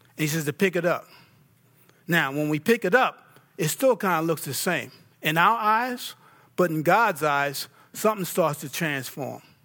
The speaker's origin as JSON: {"language": "English", "region": "New York", "country": "United States", "said": "I'm from New York."}